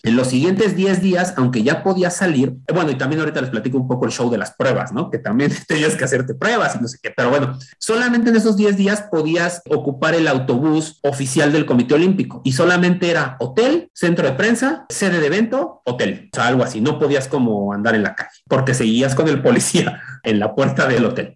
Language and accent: Spanish; Mexico; como mexicanos